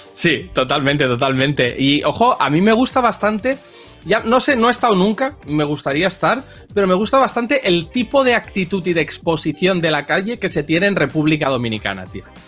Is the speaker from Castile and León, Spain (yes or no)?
no; Barcelona, Catalonia, Spain; yo soy del Forpi, que es un barrio del centro de Barcelona